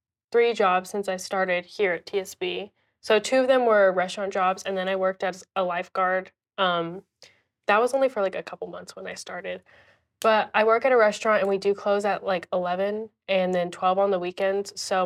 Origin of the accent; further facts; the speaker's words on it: Indonesia; And I feel like my family I'm from Indonesia. So like we've moved around so many times throughout my life.